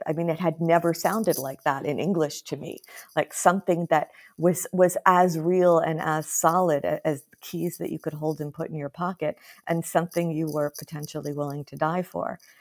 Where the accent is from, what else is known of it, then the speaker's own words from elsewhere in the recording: United States; moved away; as an American